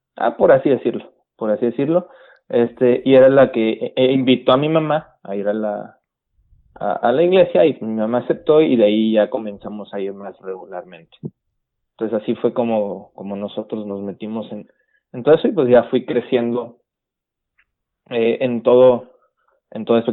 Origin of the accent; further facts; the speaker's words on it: Guaymas, Sonora, Mexico; moved away as an adult; also born or lived in Los Mochis, Sinaloa; now in San Luis Río Colorado, Mexico; soy sonorense, eh, criado en Guaymas, Sonora, y ahorita residiendo en San Luis Río, Colorado